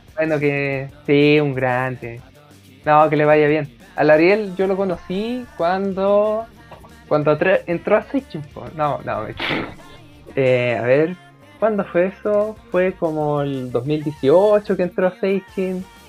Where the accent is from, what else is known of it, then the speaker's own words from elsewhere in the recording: Temuco, Araucanía, Chile; now in Santiago, Chile; soy un santiaguino que se crió en Temuco y que, que volvió a Santiago